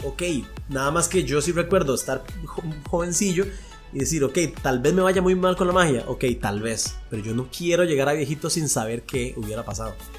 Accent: Costa Rica; aquí en Costa Rica

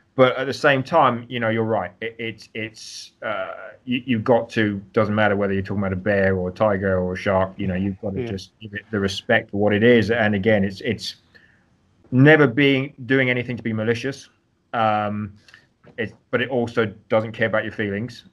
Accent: London, United Kingdom; also born or lived in Greece / St Andrews, Scotland / California / Hawaii; now in United States; I'm actually originally from London, so London born and raised.

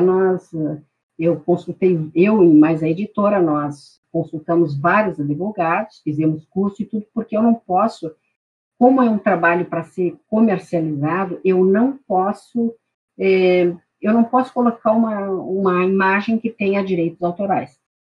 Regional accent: Santana do Livramento, Rio Grande do Sul, Brazil; now in Porto Alegre, Brazil; eu sou, sou de Santana do Livramento

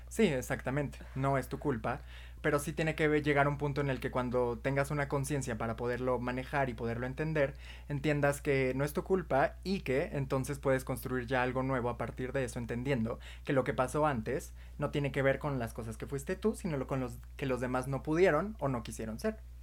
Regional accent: Mexico; nosotros somos de México

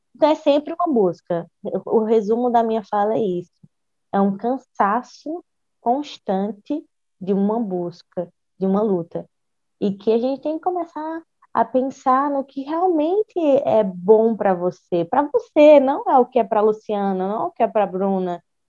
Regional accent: Ceará, Brazil; enquanto mulher, enquanto cearense

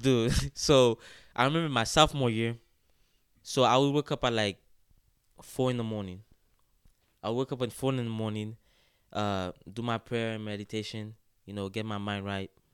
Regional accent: Haiti; moved away; I grew up in Haiti, uh, in, in a small town called Kepeshin, uh, which is the north of Port-au-Pr, of Port-au-Prince.

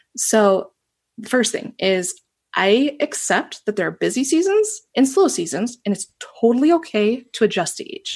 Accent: Northeast Wisconsin, United States; also born or lived in Japan; I was born and raised in Northeast Wisconsin, kind of itty bitty little area. I'm there right now

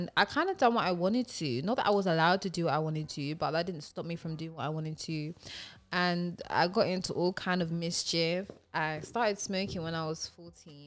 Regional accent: London, United Kingdom; I grew up in Tottenham

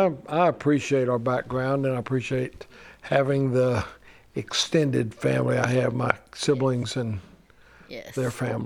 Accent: South Korea; but I don't have any regrets from growing up in Korea.

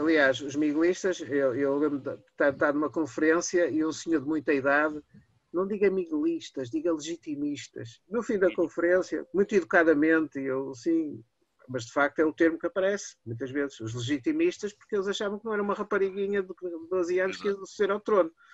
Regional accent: Porto, Norte, Portugal; eu sou do Porto

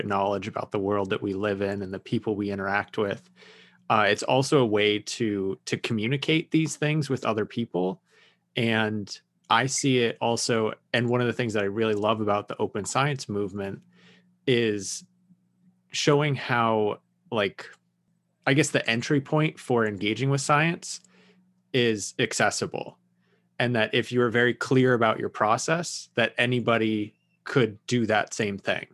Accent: New Mexico, United States; growing up in New Mexico, we had a pretty strong Native American culture.

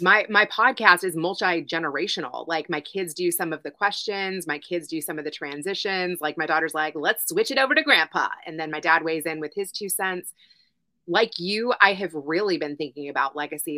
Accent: Louisville, Kentucky, United States; my hometown in Louisville

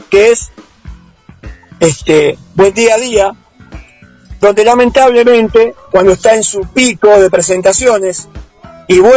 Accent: Mar del Plata, Buenos Aires Province, Argentina; yo soy de la Juanita, estamos casi pegados.

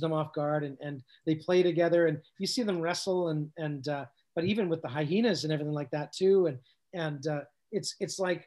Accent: Canada; we're from Canada

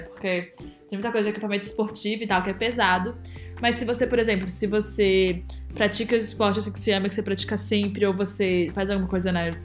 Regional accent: Brazil; moved away; a gente é brasileiro

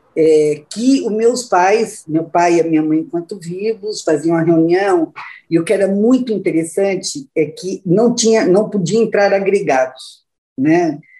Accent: Luiz Alves, Santa Catarina, Brazil; eu sou de Santa Catarina, aí pertinho de vocês, né? E, é, nossos estados são vizinhos. É, nasci em Luiz Alves, uma cidade muito pequenininha no interior de Santa Catarina

